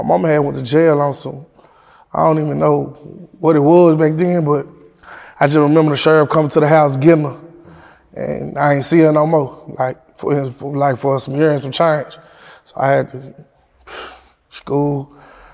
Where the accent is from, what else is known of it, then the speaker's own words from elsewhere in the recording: Memphis, Tennessee, United States; I'm from King Gates. I'm from Whitehaven.